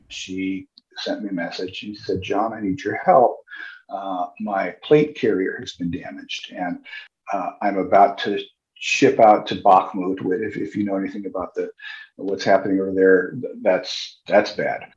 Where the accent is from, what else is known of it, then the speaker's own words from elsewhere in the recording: United States; moved away; also born or lived in Sitka, Alaska; I'm an American